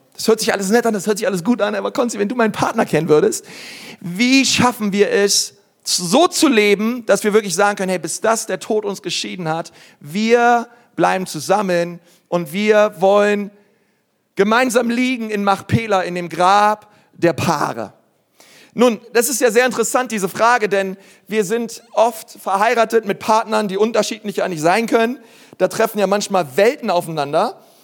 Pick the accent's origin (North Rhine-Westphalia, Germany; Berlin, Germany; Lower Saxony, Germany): Berlin, Germany; ich bin Berliner